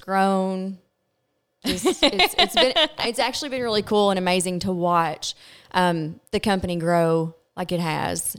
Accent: Glasgow, Kentucky, United States; I'm from Glasgow, Kentucky

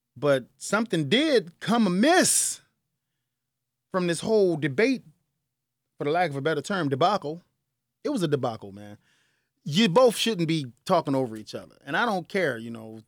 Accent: Chicago, Illinois, United States; I'm from the South Side

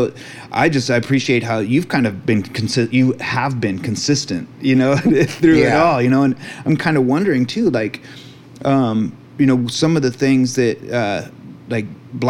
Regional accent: Santa Cruz, California, United States; growing up in Santa Cruz

